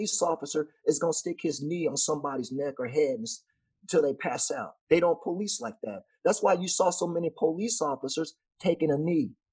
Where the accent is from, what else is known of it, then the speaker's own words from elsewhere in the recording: Texas, United States; I'm from Texas